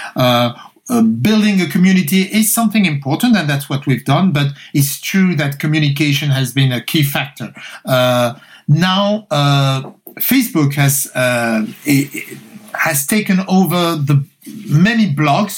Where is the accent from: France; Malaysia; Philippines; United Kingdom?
France; Paris, Île-de-France; I grew up in France, so I'm, i was born in Paris. I'm French.